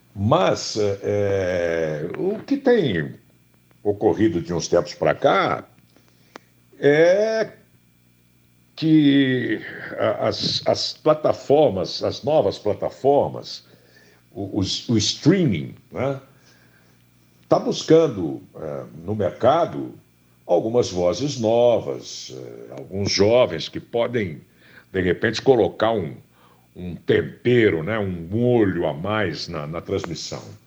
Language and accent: Portuguese; Campinas, São Paulo, Brazil; no interior do estado de São Paulo, em Campinas, onde, onde eu nasci.